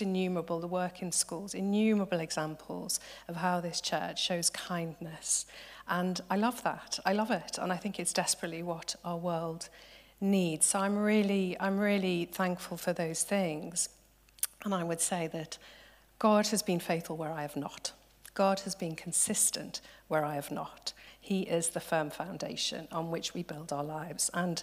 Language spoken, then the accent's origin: English; Liverpool, North West England, United Kingdom; I'm from Liverpool